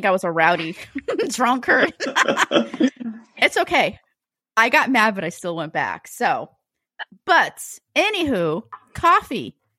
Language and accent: English; Norwalk, Connecticut, United States; moved away; also born or lived in Gainesville; We're both from Norwalk, Connecticut.